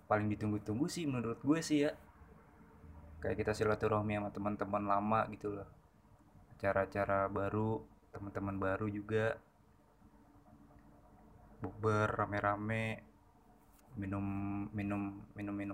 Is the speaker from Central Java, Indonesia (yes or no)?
yes; Klaten, Central Java, Indonesia; kalau kampung gue pribadi tuh ada di Klaten kan Klaten kan deket ke Solo deket ke Jogja ya